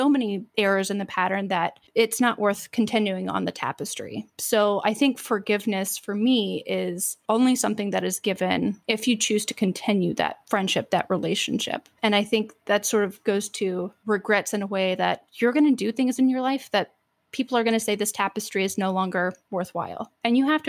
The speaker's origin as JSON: {"language": "English", "region": "the Bible Belt", "country": "United States", "tie": "born or raised there", "said": "I grew up in the Bible Belt"}